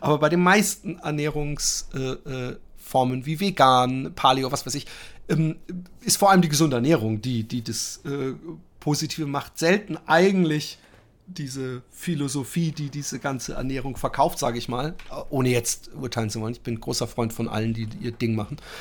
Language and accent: German; Netherlands; Als als als äh, Holländer und Flachläufer